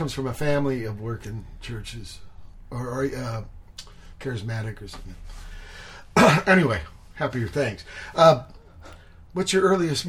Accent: Virginia, United States; now in San Pedro, United States; I'm from Virginia

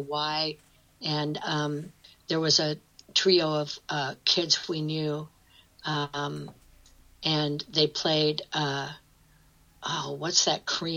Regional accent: Newton, Iowa, United States; I grew up in Newton where they made Maytags. Newton, Iowa

